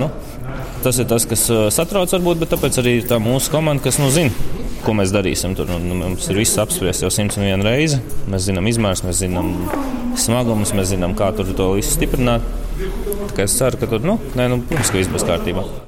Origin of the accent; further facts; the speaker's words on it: Latvia; accent: Latvian; es esmu latviečs, ja angliski es runāju ar latviešu akcentu